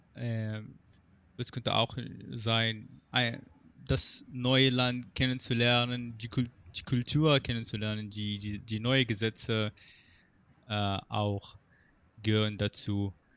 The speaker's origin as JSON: {"language": "German", "country": "Morocco", "tie": "born or raised there", "second_language": "German", "moved": "as an adult", "lives_now": "Germany", "said": "mein Heimatland Marokko"}